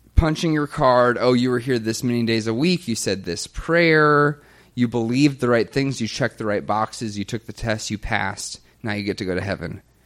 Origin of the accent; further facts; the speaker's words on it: the Bible Belt in the South, United States; I grew up in the Bible Belt in the South